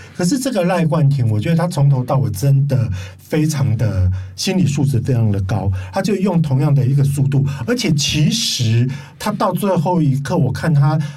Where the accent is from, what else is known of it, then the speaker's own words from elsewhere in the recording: Taiwan; 它也代表我们台湾人的精神